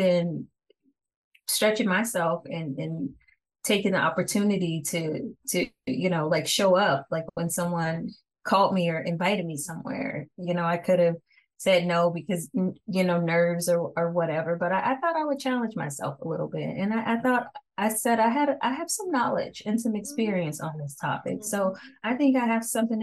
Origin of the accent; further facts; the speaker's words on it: Kansas City, United States; moved away as an adult; now in Aberdeen, United States; I'm actually from the Kansas City area, born and raised, but I reside in Maryland right now.